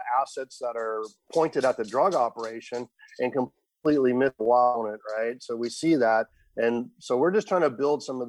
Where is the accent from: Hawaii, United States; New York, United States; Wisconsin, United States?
Hawaii, United States; I was born in Hawaii, grew up there, spent all my time around the water